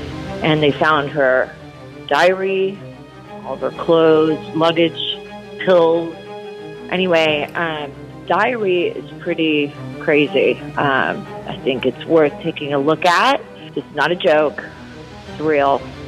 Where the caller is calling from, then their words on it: Florida, United States; I'm calling from Florida.